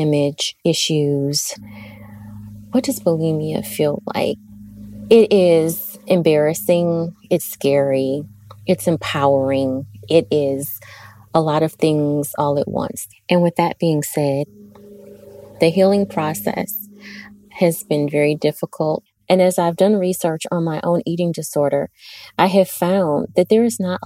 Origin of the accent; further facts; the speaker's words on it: Ohio, United States; I am 45 years old, and I am from Ohio.